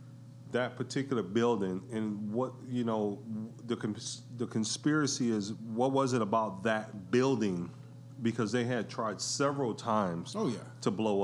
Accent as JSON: {"language": "English", "town": "Detroit", "region": "Michigan", "country": "United States", "moved": "yes", "lives_now": "California, United States", "said": "I'm originally from Detroit"}